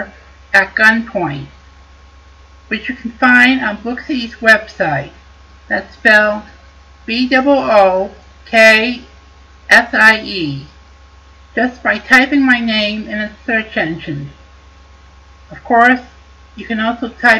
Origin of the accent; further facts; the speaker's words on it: Connecticut, United States; my home state of Connecticut